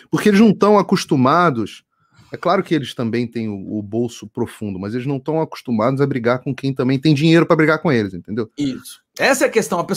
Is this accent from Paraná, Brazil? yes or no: no; Rio de Janeiro, Brazil; Sou carioca.